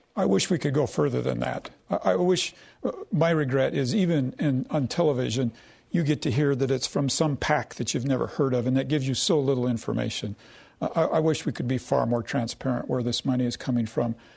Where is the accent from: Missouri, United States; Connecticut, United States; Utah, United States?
Utah, United States; moved away as an adult; I grew up here in Utah as a very conservative Republican in a very conservative home